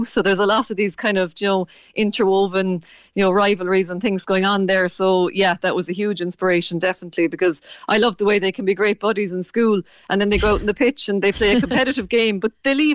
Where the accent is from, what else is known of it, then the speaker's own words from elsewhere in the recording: Cork, County Cork, Ireland; moved away as an adult; now in Kerry, Ireland; I'm from Cork originally, but when I moved down here